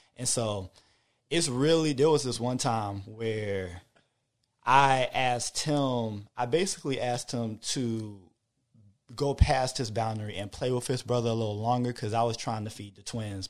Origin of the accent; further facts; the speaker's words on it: Hampton, Virginia, United States; moved away; I'm from Hampton, Virginia